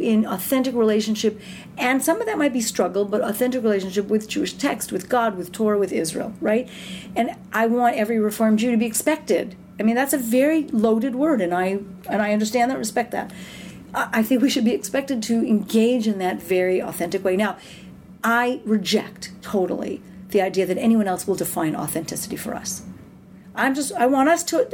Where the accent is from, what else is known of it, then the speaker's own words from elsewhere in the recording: Canada; We're Canadian